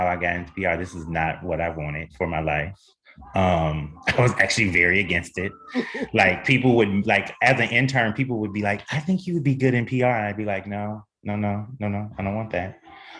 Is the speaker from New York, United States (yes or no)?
no; Milwaukee, Wisconsin, United States; now in Los Angeles, United States; I'm from Milwaukee, Wisconsin. I rep for the ill meal to the day I die.